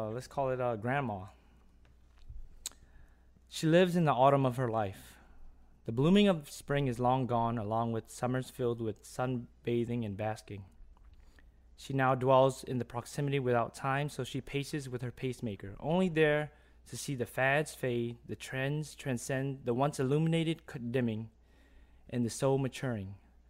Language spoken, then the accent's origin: English; Louisiana, United States; And I come from the West Bank, which is not even, I wouldn't say New Orleans